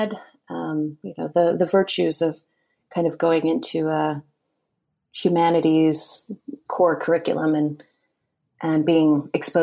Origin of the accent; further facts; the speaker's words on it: Hialeah, Florida, United States; I was born in Hialeah, Florida. Both of my parents are Cuban